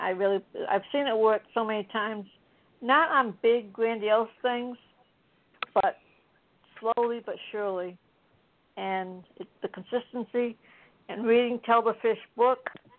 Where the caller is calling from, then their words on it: Florida, United States; from Citrus County.